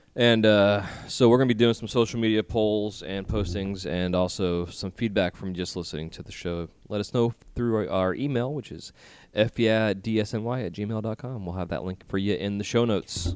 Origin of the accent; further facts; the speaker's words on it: St. Petersburg, Florida, United States; my hometown of St. Petersburg, Florida